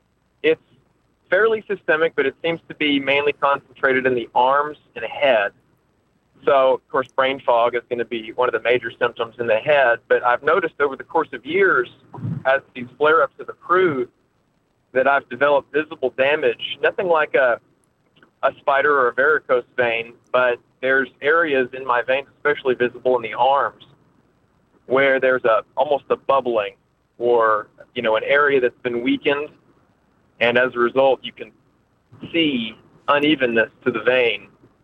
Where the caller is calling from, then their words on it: Oklahoma, United States; I'm calling from Oklahoma.